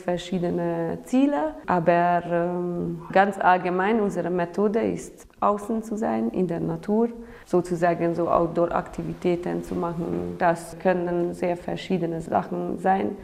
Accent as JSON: {"language": "German", "country": "Hungary", "second_language": "German", "moved": "yes", "lives_now": "Romania", "said": "Ich komme ursprünglich aus Ungarn"}